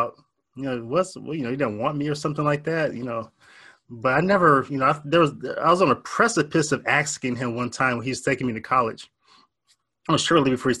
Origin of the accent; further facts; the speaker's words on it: Warren, Ohio, United States; I was born and raised in Northeast Ohio, a little town called Warren, Ohio